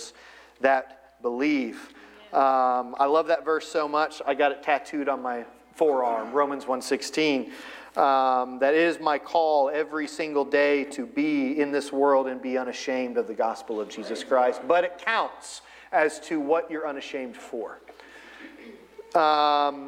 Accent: Florida, United States; moved away as an adult; also born or lived in Ohio / Northern Virginia / Eastern Virginia; So we've lived in Florida. I grew up in Florida.

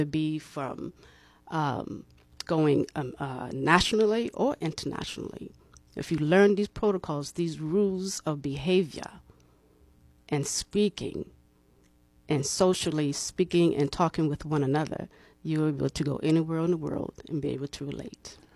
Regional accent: Boston, Massachusetts, United States; also born or lived in Cleveland, Ohio; now in Tallahassee, United States; I am from Boston, Massachusetts.

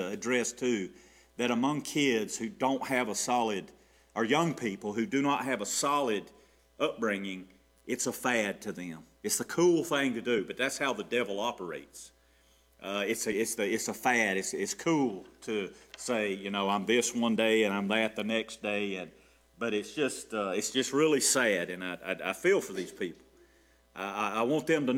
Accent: Gainesville, Georgia, United States; I grew up in the Queen City

